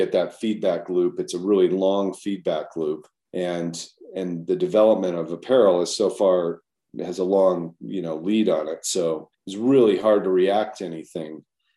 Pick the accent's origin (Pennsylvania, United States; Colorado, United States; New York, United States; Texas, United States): Colorado, United States; moved away as an adult; also born or lived in Midwest / Durango, Colorado / Boulder, Colorado; now in Jackson, United States; my mom got a job as a college professor down in Colorado. So I grew up kind of my formative years in Colorado